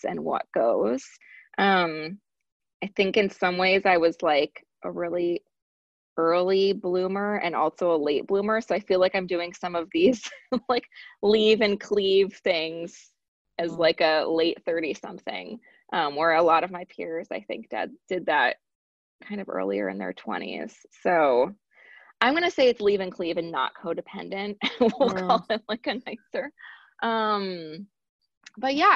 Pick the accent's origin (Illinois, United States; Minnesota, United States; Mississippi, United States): Illinois, United States; Chicago; moved away as an adult; also born or lived in Washington, D.C.; I am a born and bred Midwest girl. So my parents met on a blind date at Iowa State. So they both are from the lovely state of Iowa. And then they moved to the Chicagoland area and had me.